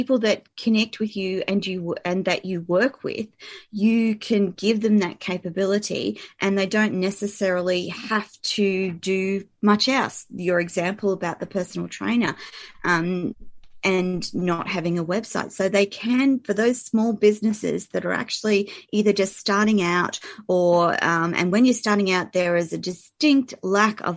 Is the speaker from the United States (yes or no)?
no; Australia; I'm an Aussie